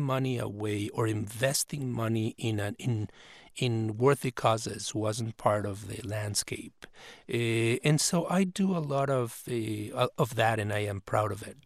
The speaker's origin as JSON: {"language": "English", "country": "Mexico", "moved": "yes", "said": "I come from Mexico"}